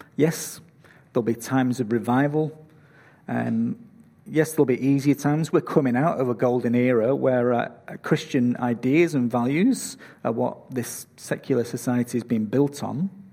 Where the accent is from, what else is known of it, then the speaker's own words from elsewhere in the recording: Manchester, North West England, United Kingdom; now in Australia; Manchester, my hometown